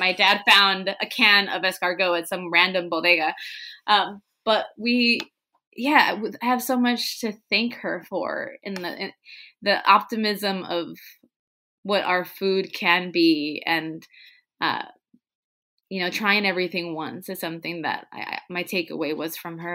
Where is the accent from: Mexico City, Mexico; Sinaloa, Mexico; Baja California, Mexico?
Baja California, Mexico; Tijuana; English is a second language; we were growing up in Tijuana. We were learning English the same time my parents, my mom was